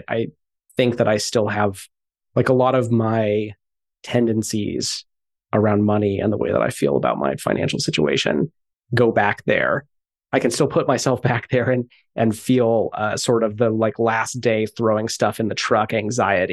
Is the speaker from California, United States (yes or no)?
yes; Santa Barbara, California, United States; I grew up in Santa Barbara.